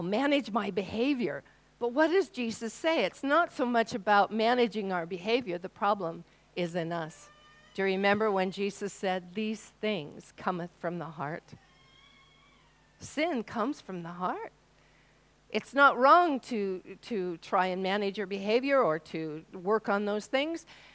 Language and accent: English; Washington, United States; now in New Zealand; I came from Washington State, and we were quite proud of our apples